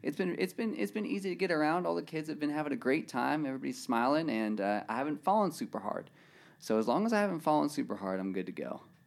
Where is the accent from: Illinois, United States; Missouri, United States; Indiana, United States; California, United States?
California, United States; Murrieta; I'm from Marietta, California.